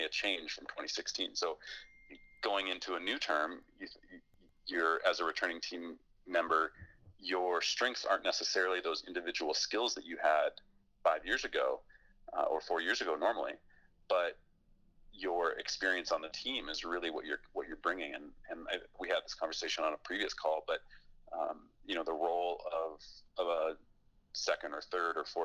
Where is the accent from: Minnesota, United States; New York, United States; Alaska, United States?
Alaska, United States; Fairbanks; I grew up in Alaska, and I grew up snowboarding there